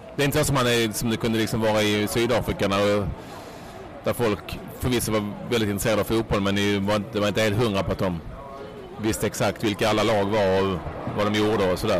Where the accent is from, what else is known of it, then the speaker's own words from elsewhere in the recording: Sweden; som svensk